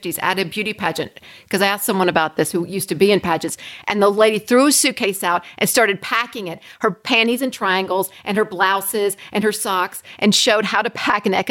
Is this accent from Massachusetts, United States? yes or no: no; Tennessee, United States; I'm from Tennessee